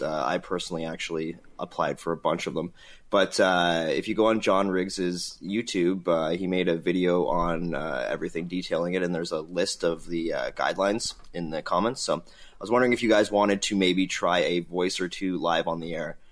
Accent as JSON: {"language": "English", "country": "Ukraine", "second_language": "English", "said": "I'm from Ukraine."}